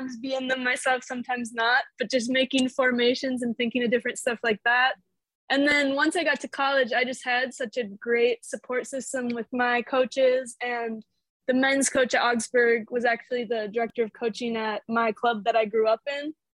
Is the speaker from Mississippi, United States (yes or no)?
no; Burnsville, Minnesota, United States; moved away as an adult; now in Frostburg, United States; I actually grew up right in the Twin Cities in Burnsville, a smaller suburb south of Minneapolis